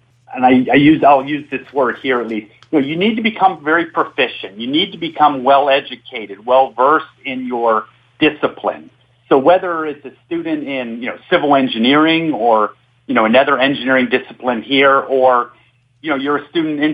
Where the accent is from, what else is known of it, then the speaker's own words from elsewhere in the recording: Pittsburgh, Pennsylvania, United States; now in Louisiana, United States; being born and raised in Pittsburgh